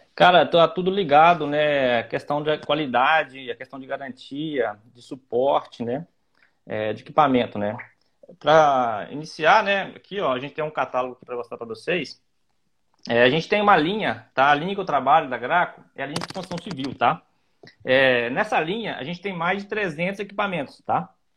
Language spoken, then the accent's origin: Portuguese; Ubá, Minas Gerais, Brazil; eu sou aqui de Ubá, né, que é um polo moveleiro muito grande